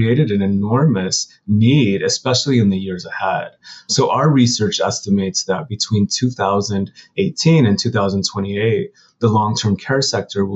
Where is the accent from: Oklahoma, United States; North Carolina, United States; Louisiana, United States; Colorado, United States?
Colorado, United States; Pueblo; moved away as an adult; now in New York, United States; I'm from Southern Colorado. I'm from a city called Pueblo. And I moved to New York probably about 20 years ago and have stayed here since